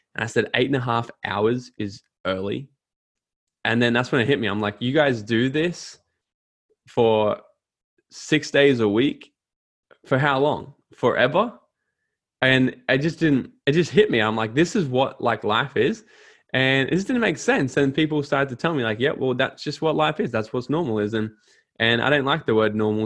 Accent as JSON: {"language": "English", "town": "Gold Coast", "region": "Queensland", "country": "Australia", "tie": "born or raised there", "said": "I went back down to the Gold Coast, my hometown"}